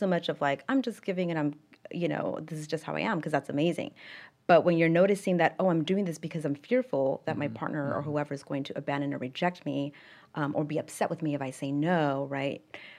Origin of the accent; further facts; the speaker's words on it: Pasadena, California, United States; So I'm from Los Angeles, specifically Pasadena, California.